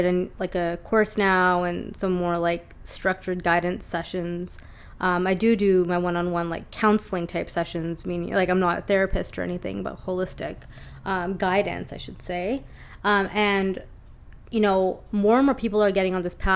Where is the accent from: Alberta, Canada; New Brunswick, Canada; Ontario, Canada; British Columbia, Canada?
British Columbia, Canada; Lower Mainland; living in Vancouver, born and raised in the Lower Mainland